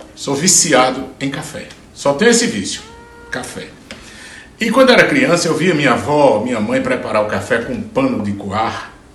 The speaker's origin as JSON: {"language": "Portuguese", "town": "Juazeiro do Norte", "region": "Ceará", "country": "Brazil", "tie": "born or raised there", "moved": "yes", "said": "eu cresci vendo isso lá na, na, no sertão, sou de Juazeiro do Norte, no, no Ceará"}